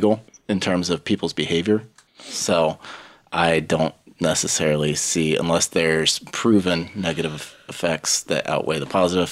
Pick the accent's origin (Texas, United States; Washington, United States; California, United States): Washington, United States; I say Washington